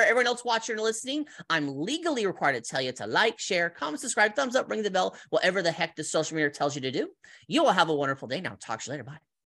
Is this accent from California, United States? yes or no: yes; California, United States; moved away as an adult; also born or lived in Colorado; now in Las Vegas, United States; I'm from California, moved to, moved to Colorado when I was eighteen